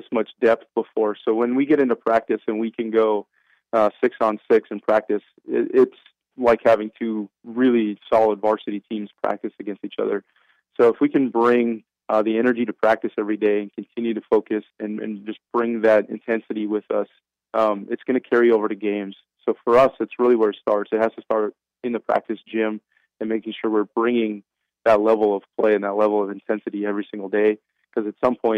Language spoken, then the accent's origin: English; British Columbia, Canada; now in United States; I grew up in Canada, in British Columbia